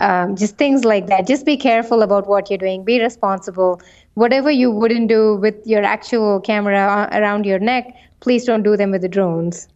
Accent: India; moved away; I come from India

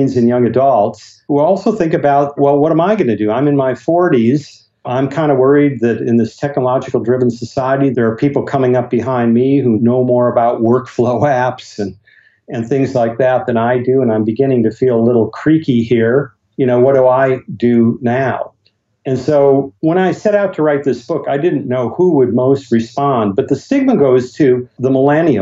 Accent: Bismarck, North Dakota, United States; my hometown of Bismarck, North Dakota

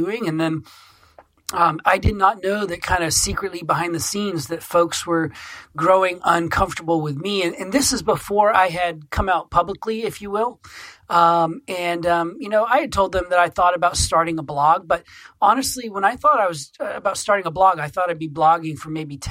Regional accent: Maine, United States; when I came back to my home state of Maine from seminary a few years ago

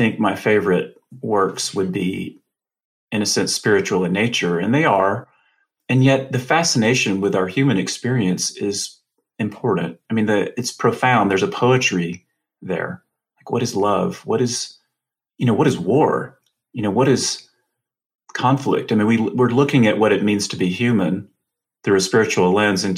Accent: the American South, United States; I'm from the South, the American South

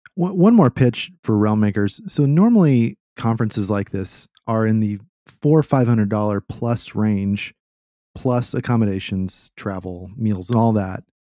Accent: Austin, Texas, United States; I grew up in Austin and the motto here is keep Austin weird

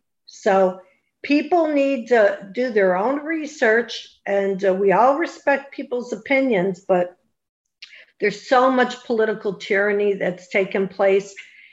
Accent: Western New York, United States; moved away; I come from New York too. I'm from Western New York, and my family still lives there.

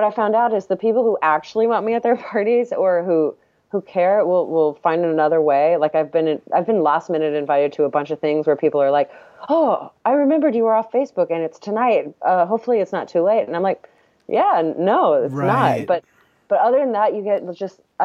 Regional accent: Texas, United States; I'm from Texas

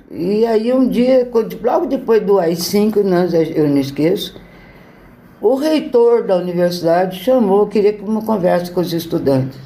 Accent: São Joaquim da Barra, São Paulo, Brazil; eu sou de uma cidade do interior de São Paulo, que é São Joaquim da Barra. Fica perto de Ribeirão Preto. Ó, quando eu nasci em 47, né, a cidade era pequena, tranquila, mas muito gostosa

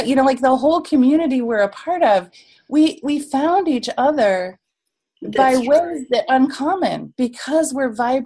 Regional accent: United States; as an American

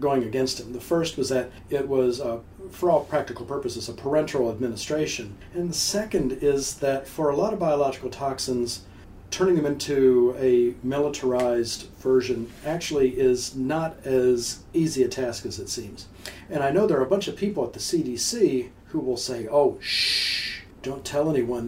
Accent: Mississippi, United States; I'm from Mississippi

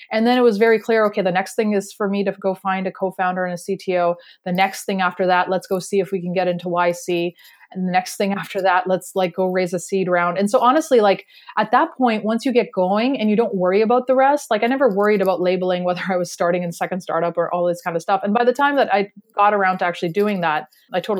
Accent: Canada; that we're originally from Canada, but we have moved around a lot for our careers and education everywhere within Canada and the US. We even lived in China for a little while.

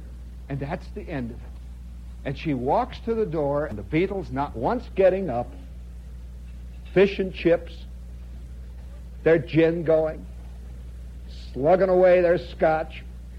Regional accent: United States; I'm an American

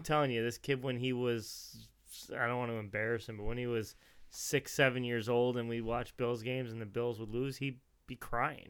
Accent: New Jersey, United States; where I grew up in New Jersey

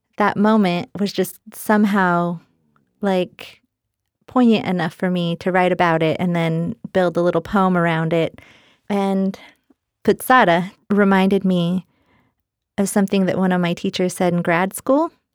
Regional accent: United States; I'm Native American

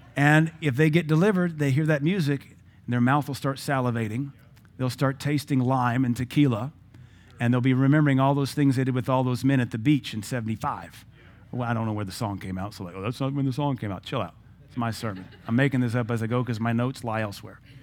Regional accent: Seattle, Washington, United States; now in Cookeville, United States; I grew up in Seattle.

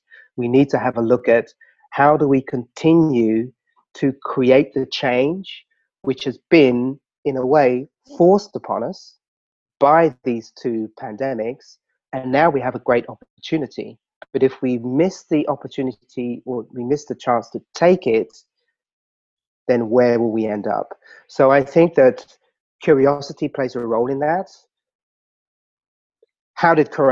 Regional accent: London, United Kingdom; I grew up in Southeast London, Lewisham.

